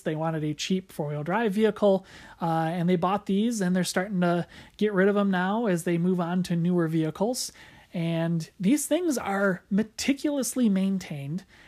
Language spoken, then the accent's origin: English; Grand Rapids, Michigan, United States; here in my hometown of Grand Rapids, Michigan